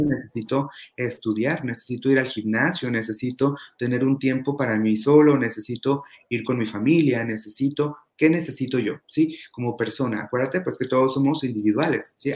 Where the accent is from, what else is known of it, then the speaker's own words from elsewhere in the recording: Toluca, State of Mexico, Mexico; now in Ensenada, Mexico; soy mexicano, nací en, el Estado de México, en la ciudad de Toluca, y actualmente radico en Ensenada, Baja California